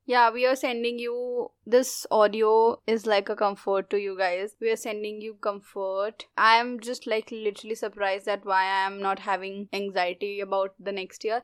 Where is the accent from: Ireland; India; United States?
India